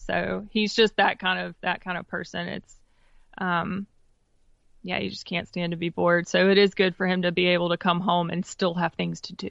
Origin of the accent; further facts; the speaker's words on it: Wendell, North Carolina, United States; I grew up in Wendell, which is about fifteen minutes east of Raleigh.